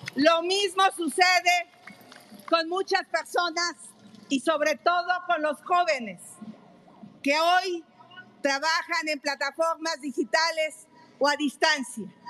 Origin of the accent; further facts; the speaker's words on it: Mexico; Vengo del México profundo